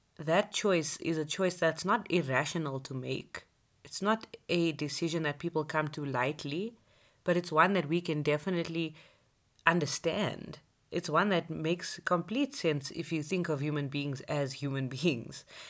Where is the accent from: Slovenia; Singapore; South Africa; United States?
South Africa; being a South African citizen